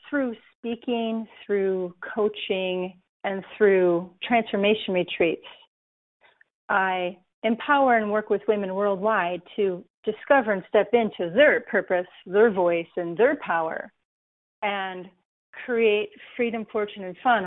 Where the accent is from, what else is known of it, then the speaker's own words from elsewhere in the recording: Racine, Wisconsin, United States; moved away as an adult; also born or lived in Hawaii; I'm a girl from Racine, Wisconsin.